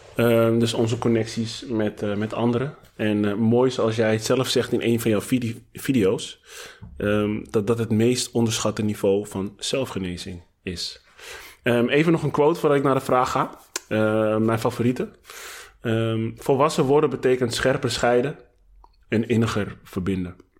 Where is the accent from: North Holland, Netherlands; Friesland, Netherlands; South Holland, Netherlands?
North Holland, Netherlands; Amsterdam; als Amsterdammer